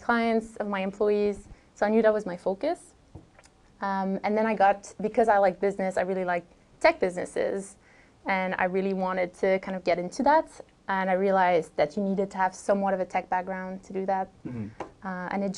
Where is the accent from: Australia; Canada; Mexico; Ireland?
Canada; Montreal, Quebec; moved away; also born or lived in Vancouver, Canada; I'm from Montreal